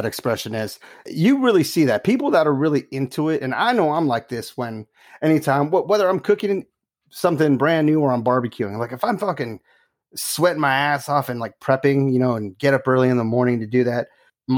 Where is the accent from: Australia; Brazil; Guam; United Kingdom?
Guam; I'm from Guam